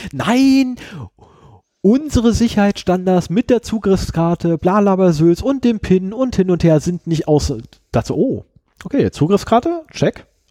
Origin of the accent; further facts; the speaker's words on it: Germany; ich komme aus Deutschland